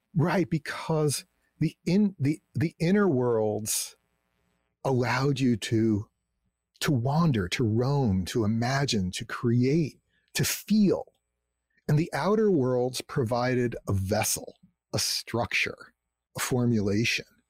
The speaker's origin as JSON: {"language": "English", "region": "New Jersey", "country": "United States", "tie": "born or raised there", "said": "I grew up in New Jersey, you know, in this suburban community"}